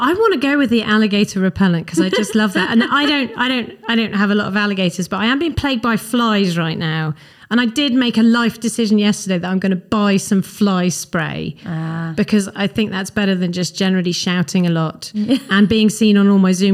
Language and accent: English; Wales, United Kingdom; I'm very Welsh